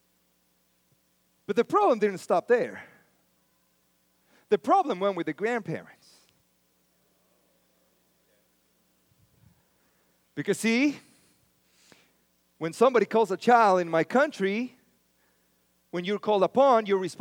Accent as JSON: {"language": "English", "country": "Mexico", "tie": "born or raised there", "moved": "yes", "lives_now": "United States", "said": "I was born in Mexico."}